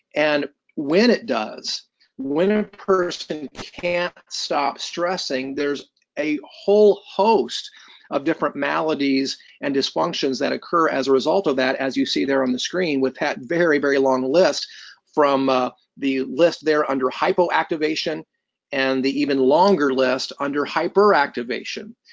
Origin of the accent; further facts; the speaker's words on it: Columbus, Indiana, United States; I was born and raised in Columbus, Indiana